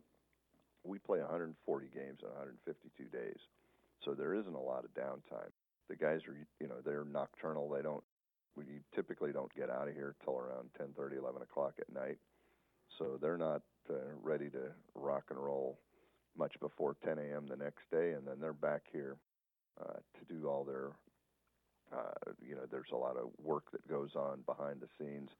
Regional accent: Tonopah, Nevada, United States; now in Las Vegas, United States; I'm a small-town guy. I'm from Tonopah

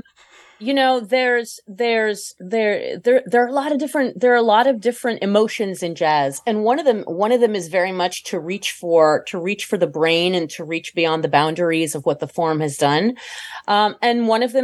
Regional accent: France; moved away; I'm not American originally. I was born in France.

